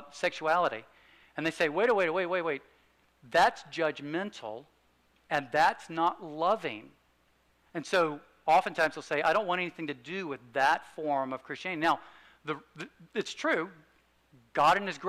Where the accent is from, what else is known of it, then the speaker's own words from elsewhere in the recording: United States; I grew up in the United States